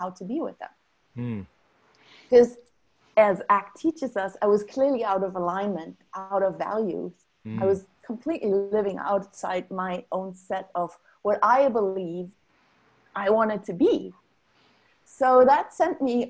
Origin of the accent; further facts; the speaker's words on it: Germany; moved away; growing up in Germany